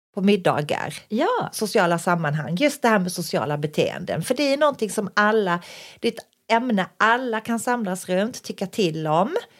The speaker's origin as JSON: {"language": "Swedish", "region": "Skåne", "country": "Sweden", "said": "vi är skåningar själva"}